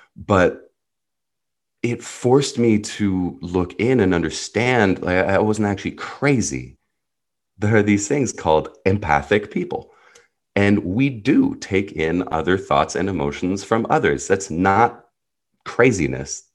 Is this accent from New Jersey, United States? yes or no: yes; New Jersey, United States; first language Hebrew; English is a second language; also born or lived in Jerusalem, Israel; I was born in Jerusalem, Israel, grew up in New Jersey